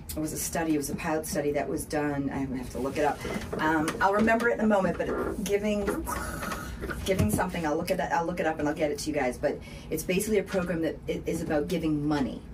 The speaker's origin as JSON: {"language": "English", "town": "Boston", "region": "Massachusetts", "country": "United States", "accent": "Boston", "moved": "yes", "lives_now": "Hendersonville, United States", "said": "my Boston accent"}